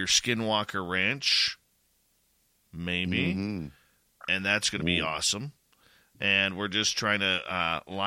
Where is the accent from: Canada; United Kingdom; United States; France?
Canada; being a Canadian myself